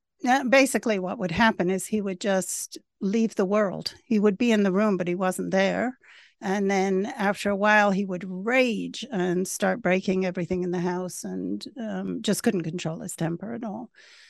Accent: Venezuela; also born or lived in England / Caracas; So I was born in England, but when we were 3 years old, my father worked for Shell Oil. So we moved to Venezuela. And I grew up in a small town in Venezuela.

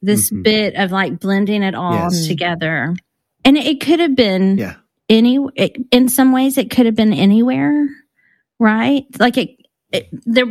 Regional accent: Hunt, Texas, United States; moved away as an adult; now in London, United Kingdom; I grew up in Hunt, Texas. I mean, I tell people I grew up in Kerrville

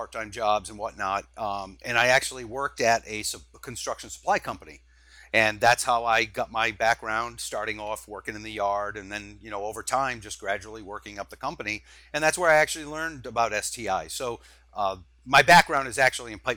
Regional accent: the Carolinas, United States; also born or lived in Massachusetts / Rhode Island; I was born in Massachusetts and had lived most of my early years in the Massachusetts, Rhode Island area. But I did transfer down to the Carolinas when I was in elementary school.

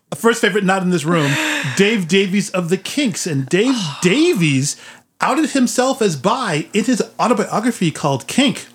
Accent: San Francisco, California, United States; I'm from San Francisco

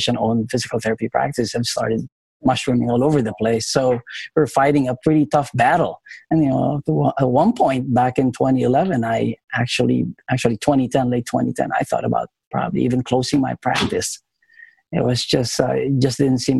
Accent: Philippines; moved away; I came to this country in 1994. I'm originally from the Philippines

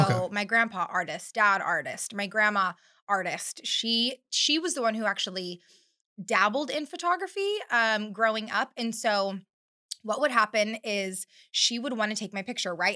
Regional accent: Bakersfield, California, United States; moved away as an adult; now in North Carolina, United States; I was born and raised in Bakersfield, California

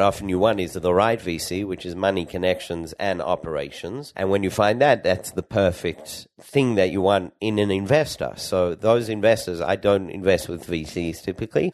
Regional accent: Sydney, New South Wales, Australia; moved away as an adult; also born or lived in Perth, Australia; now in Israel; I grew up in Australia

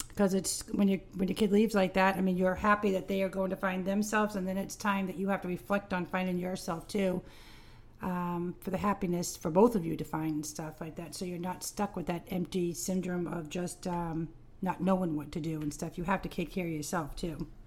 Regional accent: Cape Cod, Massachusetts, United States; growing up on the Cape

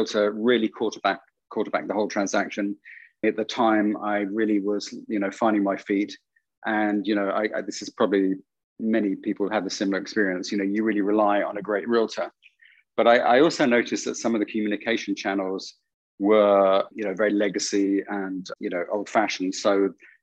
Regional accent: London, United Kingdom; growing up in London

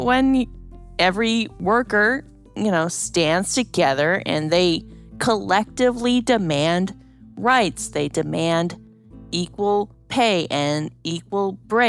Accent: Minnesota, United States; accent: Minnesota; my Minnesota accent is coming out

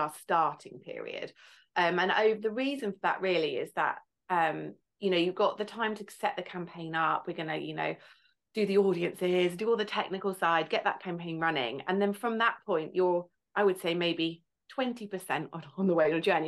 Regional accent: Farnham, South East England, United Kingdom; I'm from Farnham in Surrey, near London.

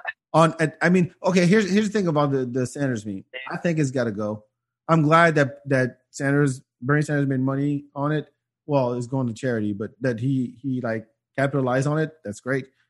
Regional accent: France; moved away; also born or lived in Africa; growing up in France

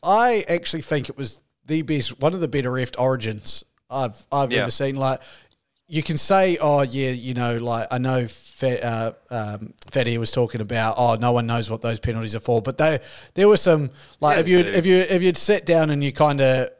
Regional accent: Queensland, Australia; it's a good thing for as a Queenslander.

